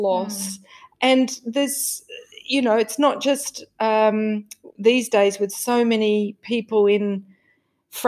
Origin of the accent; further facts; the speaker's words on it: Australia; growing up in Australia, my goodness, there was no emotional awareness